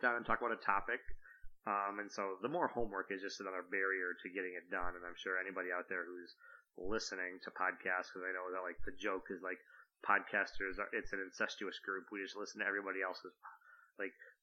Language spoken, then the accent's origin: English; Michigan, United States; also born or lived in Germany; I live in Michigan. I've lived here all my life. Although, interesting fact, I was born in Germany. My dad was in the military